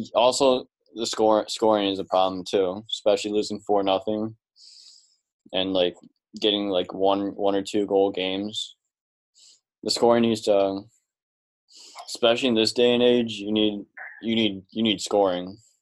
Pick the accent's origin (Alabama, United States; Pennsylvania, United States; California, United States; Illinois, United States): Illinois, United States; Chicago; we're from Chicago